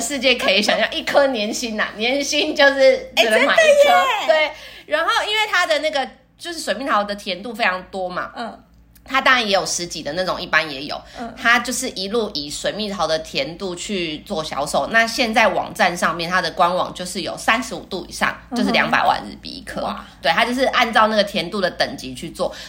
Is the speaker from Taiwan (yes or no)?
yes; Taiwan; 我们台湾人